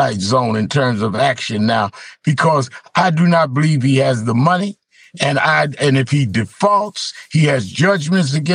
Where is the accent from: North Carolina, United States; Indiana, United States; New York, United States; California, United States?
New York, United States; New York City; me as a New Yorker that grew up in New York as Donald Trump did